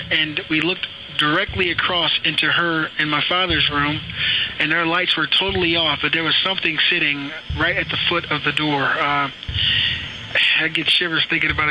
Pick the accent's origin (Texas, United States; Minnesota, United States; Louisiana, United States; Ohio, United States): Ohio, United States; Akron; I grew up in Akron, Ohio